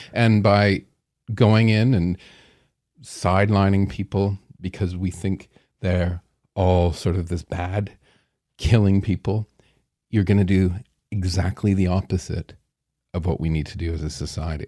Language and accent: English; Strathroy, Ontario, Canada; also born or lived in London, Ontario; I was born in Strathroy